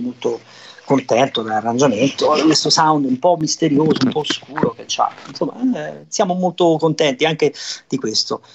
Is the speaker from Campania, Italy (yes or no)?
yes; Naples, Campania, Italy; sono napoletano